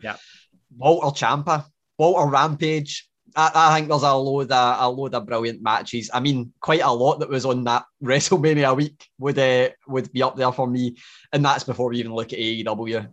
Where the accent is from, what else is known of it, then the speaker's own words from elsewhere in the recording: Glasgow, Scotland, United Kingdom; I'm full Glaswegian